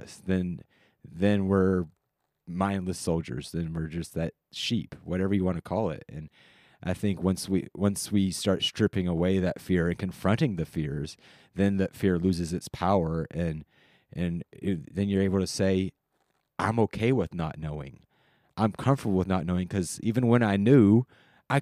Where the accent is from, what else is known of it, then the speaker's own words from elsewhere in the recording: United States; We're all American here